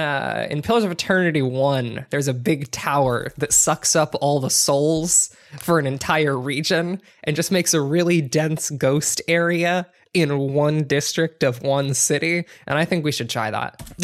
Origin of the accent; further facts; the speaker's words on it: Ohio, United States; I grew up in Ohio